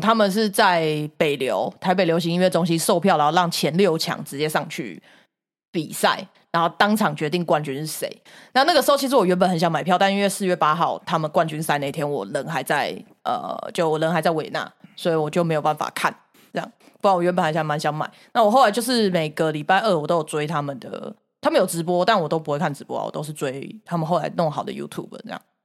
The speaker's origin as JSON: {"language": "Chinese", "country": "Taiwan", "said": "我台湾那个时候以前小时候"}